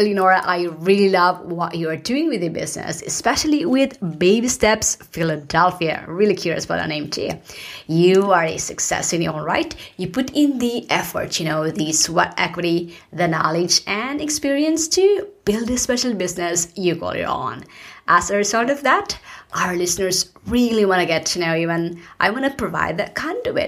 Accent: Philippines; now in United States; I was born in the Philippines and I migrated to the US, and this is not my home country

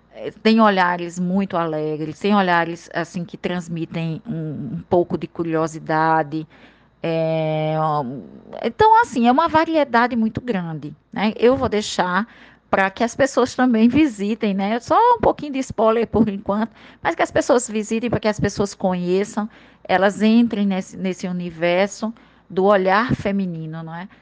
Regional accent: Princesa Isabel, Paraíba, Brazil; now in João Pessoa, Brazil; da minha terra lá do interior de Princesa

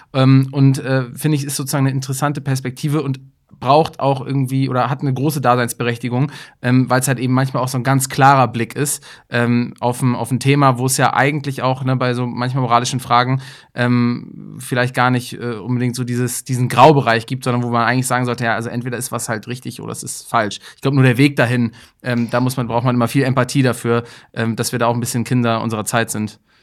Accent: Kiel, Schleswig-Holstein, Germany; für mich als Kieler

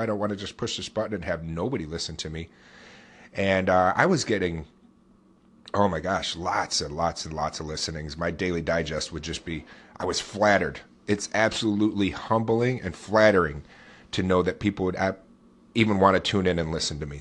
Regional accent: upstate New York, United States; I'm born and raised right here in upstate New York

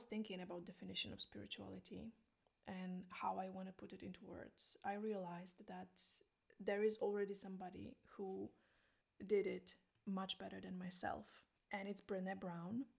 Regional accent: Poland; English is a second language; now in Iceland; I'm from Poland. I live in Iceland

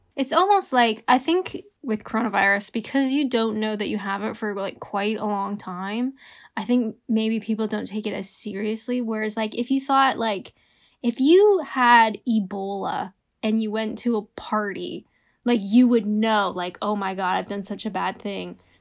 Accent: Canada; I'm Canadian

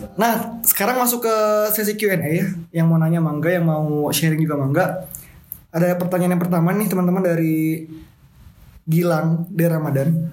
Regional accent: West Java, Indonesia; saya di situ sebagai orang Sunda mengakuinya gitu karena emang saya seorang saya lahir di Jawa Barat

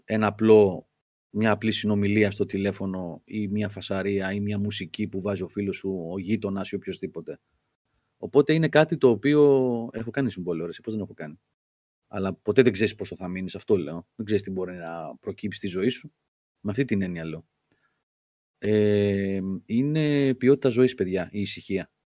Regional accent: Crete, Greece; Είμαι από την Κρήτη και εγώ είχα γαϊδουράκι

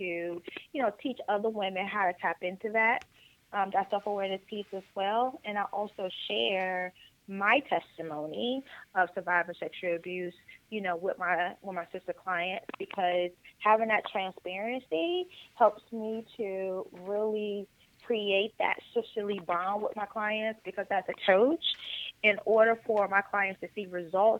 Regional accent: Chicago Heights, Illinois, United States; moved away as an adult; also born or lived in Atlanta, Georgia; now in Houston, United States; originally from Chicago Heights, Illinois, born and raised, with school at Clark Atlanta University in Atlanta, Georgia.

